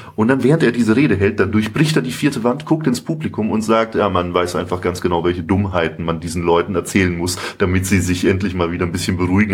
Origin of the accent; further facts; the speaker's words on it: Nuremberg, Bavaria, Germany; also born or lived in Munich; Ich komme ursprünglich aus Nürnberg